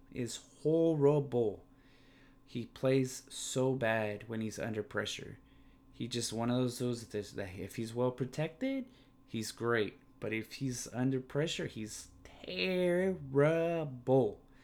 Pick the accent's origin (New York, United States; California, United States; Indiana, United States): California, United States; I'm from California